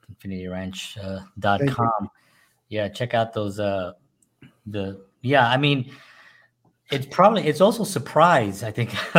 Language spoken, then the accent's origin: English; New York, United States; moved away as an adult; now in Nashville, United States; I'm from New York. And again, I love New York, you know, born and raised there